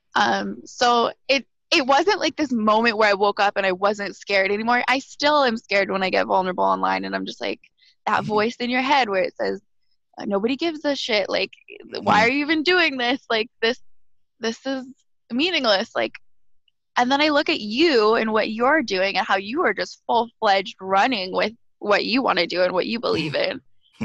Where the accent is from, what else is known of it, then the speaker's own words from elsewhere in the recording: Alberta, Canada; moved away as an adult; now in Montreal, Canada; I am a born and raised Alberta girl